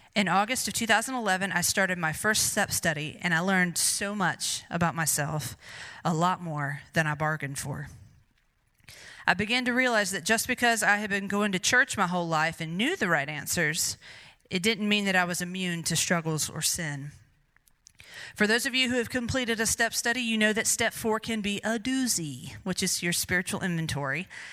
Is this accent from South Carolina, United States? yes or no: yes; Greer, South Carolina, United States; I was born and raised in Greer, South Carolina